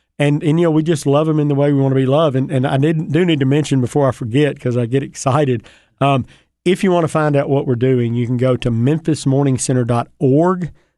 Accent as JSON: {"language": "English", "region": "Mississippi", "country": "United States", "tie": "born or raised there", "said": "You know, I grew up in North Mississippi."}